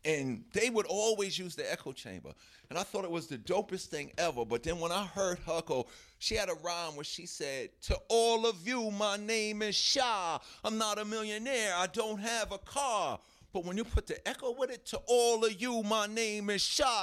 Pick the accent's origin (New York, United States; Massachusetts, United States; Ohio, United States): New York, United States; New York City; we was from Hollis